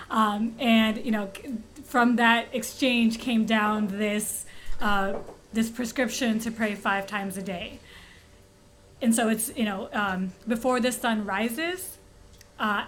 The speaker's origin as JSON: {"language": "English", "town": "Skokie", "region": "Illinois", "country": "United States", "tie": "born or raised there", "moved": "yes", "lives_now": "Indianapolis, United States", "said": "I grew up in Skokie"}